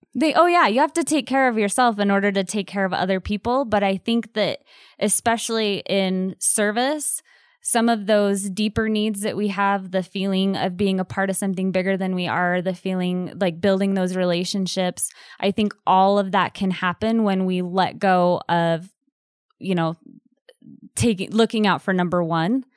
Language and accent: English; Southeast Idaho, United States; growing up in Southeast Idaho